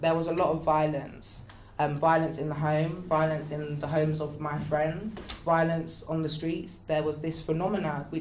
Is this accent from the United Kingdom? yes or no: yes; London, United Kingdom; I grew up in the Graham Park Estate in Northwest London.